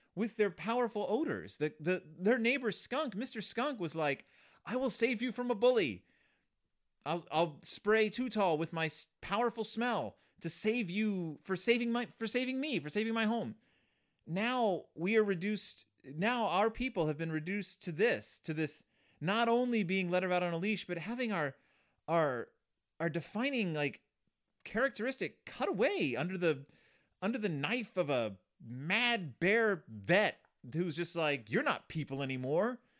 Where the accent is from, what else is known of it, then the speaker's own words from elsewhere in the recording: the South, United States; I grew up in the South